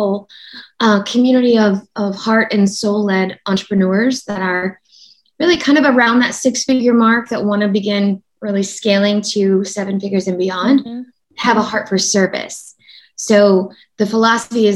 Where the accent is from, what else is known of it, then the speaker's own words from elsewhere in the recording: Oklahoma City, Oklahoma, United States; moved away; I'm from Oklahoma, in Oklahoma City